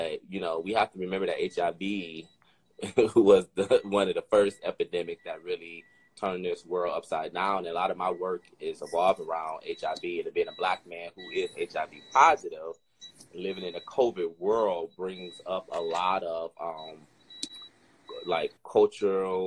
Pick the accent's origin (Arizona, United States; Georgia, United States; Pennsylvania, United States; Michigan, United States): Michigan, United States; Detroit; now in Austin, United States; I'm from Detroit. Born and raised in Detroit.